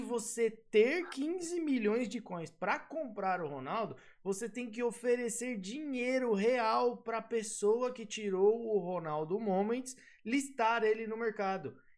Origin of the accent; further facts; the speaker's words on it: Guarulhos, São Paulo, Brazil; eu sou de Guarulhos